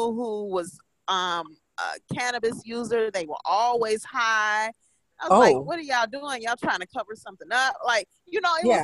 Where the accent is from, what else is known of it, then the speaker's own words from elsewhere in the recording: Illinois, United States; now in Indiana, United States; I'm from Illinois and I live in Indiana